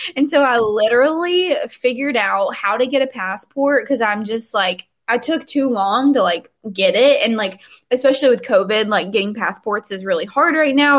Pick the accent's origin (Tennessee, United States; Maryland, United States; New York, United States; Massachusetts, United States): Tennessee, United States; Murfreesboro; also born or lived in Hendersonville; I moved back home to Murfreesboro, which is where I'm from